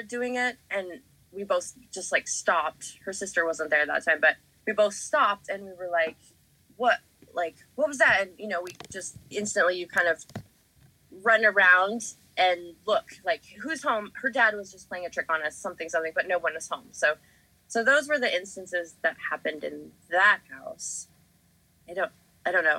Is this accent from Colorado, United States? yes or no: yes; Denver, Colorado, United States; We grew up in Denver